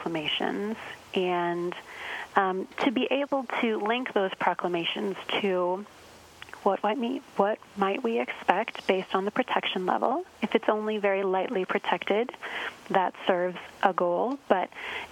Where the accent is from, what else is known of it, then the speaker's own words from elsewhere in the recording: Arizona, United States; moved away; I grew up in Arizona. So I also grew up in a landlocked location.